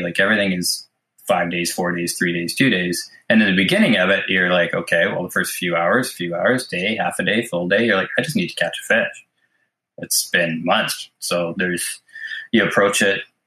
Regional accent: Mission, British Columbia, Canada; I was born in Mission, British Columbia, and grew up here

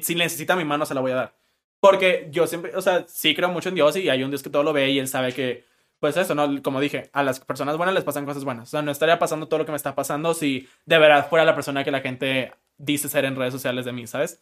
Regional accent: Monterrey, Nuevo León, Mexico; soy de Monterrey

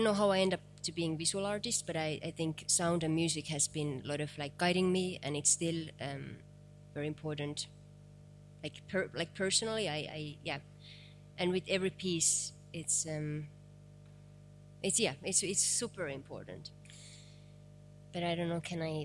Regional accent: East part of Finland, Eastern Finland, Finland; English is a second language; I'm from East part of Finland.

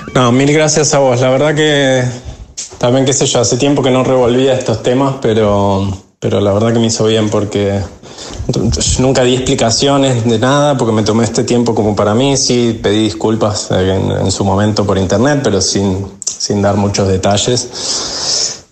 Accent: Argentina; nunca viví las fechas de ningún lado como viví las de Argentina

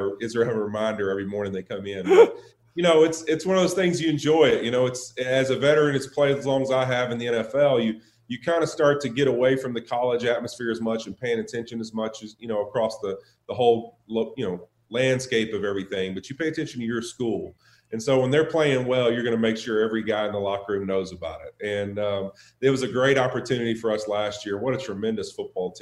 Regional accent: Monroe, Louisiana, United States; also born or lived in Baton Rouge, Louisiana; North Louisiana. So Monroe, Louisiana is where I grew up, and then went down to Baton Rouge

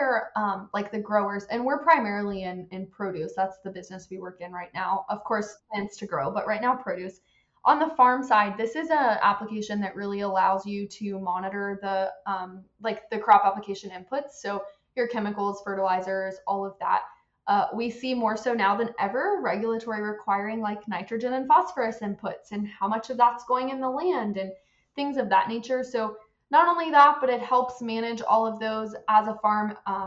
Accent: Central Florida, United States; I'm from Central Florida

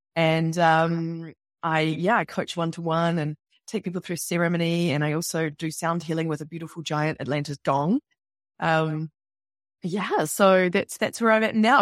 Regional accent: New Zealand; moved away as an adult; also born or lived in New York / London; I'm from New Zealand, obviously, you can tell by my accent

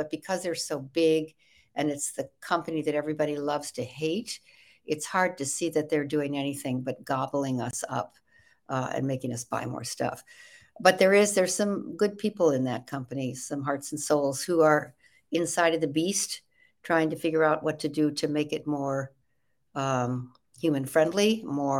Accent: Evanston, Illinois, United States; born there; I was born in Chicago, outside of Chicago, in Evanston, Illinois. And my father was a big band leader in the big band days

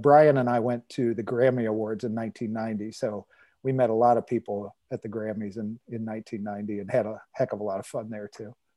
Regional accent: Cincinnati, Ohio, United States; born or raised there

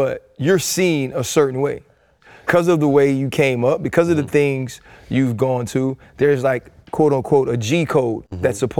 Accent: New Orleans, Louisiana, United States; And I'm from New Orleans, so I'm gonna right. be straight up with you. I'm yeah. from the NO.

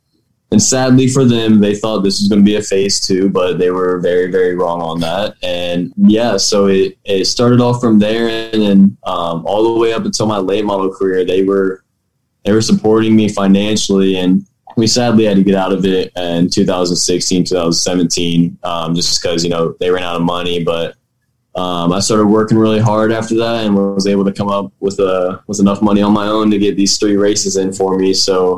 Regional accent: Noblesville, Indiana, United States; also born or lived in Cicero, Indiana; So I'm from Noblesville, Indiana right now, born and raised. I lived in Cicero for the first 4 years of my life, but that's only about 15 minutes away from here. And then we moved here and went through Noblesville schools, my whole life

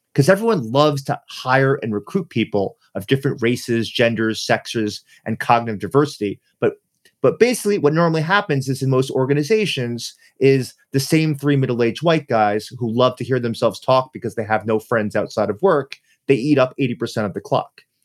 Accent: New York City, New York, United States; I'm from New York City

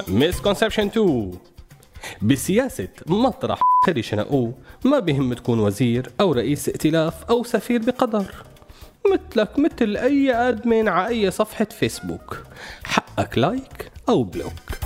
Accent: Syria

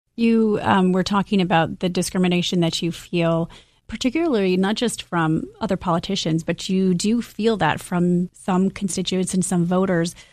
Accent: Midwest, United States; I'm from the Midwest

